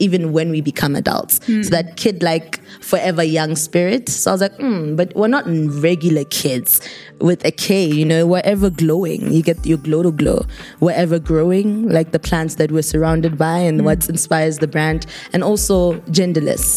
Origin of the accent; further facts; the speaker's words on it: North-East District, Botswana; I'm from the Northeast.